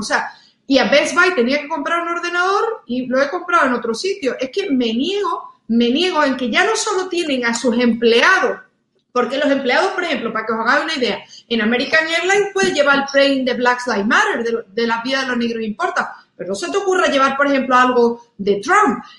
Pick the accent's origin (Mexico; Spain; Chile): Spain; moved away as an adult; now in United States; yo soy española, pero yo soy también estadounidense. Yo llevo 12 años viviendo aquí